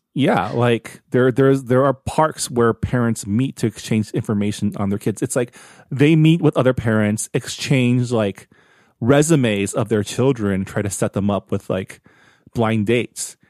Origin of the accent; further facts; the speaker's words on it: United States; we're so American